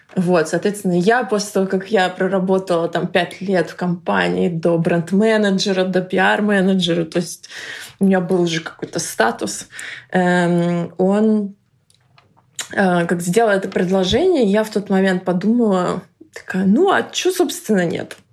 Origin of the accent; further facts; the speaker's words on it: Russia; moved away as an adult; now in London, United Kingdom; я русская